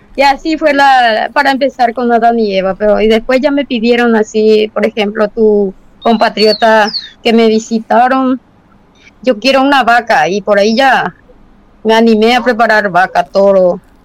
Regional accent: Paraguay; also born or lived in Tobatí

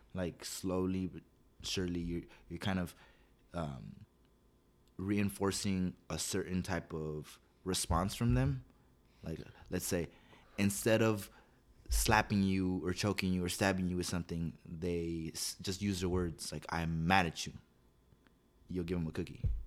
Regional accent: La Puente, California, United States; I grew up here in La Puente

